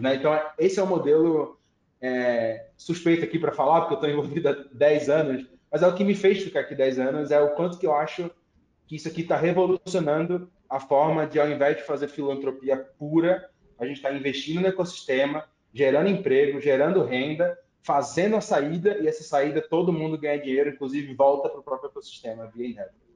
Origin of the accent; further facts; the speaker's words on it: Recife, Pernambuco, Brazil; moved away; Eu vim de Recife, Pernambuco